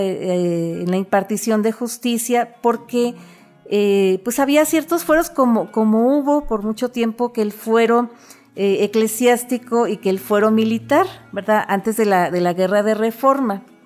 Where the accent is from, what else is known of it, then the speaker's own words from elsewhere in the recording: northern Mexico, Mexico; nuestra esencia, eh, como norteños